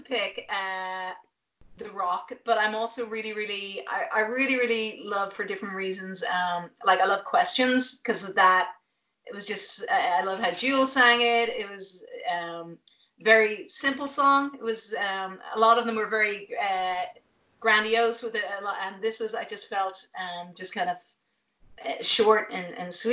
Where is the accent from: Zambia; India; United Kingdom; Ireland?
Ireland; moved away as an adult; also born or lived in Dublin; now in Los Angeles, United States; I'm Irish